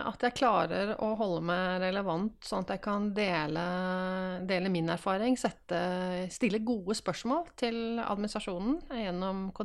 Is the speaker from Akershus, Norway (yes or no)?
no; Drammen, Buskerud, Norway; Jeg er fra Drammen